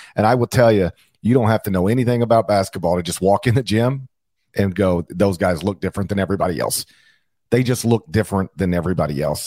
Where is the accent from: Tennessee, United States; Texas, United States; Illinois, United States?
Tennessee, United States; Memphis; the Memphis Grizzlies, one because I was a childhood fan and the other because it's my hometown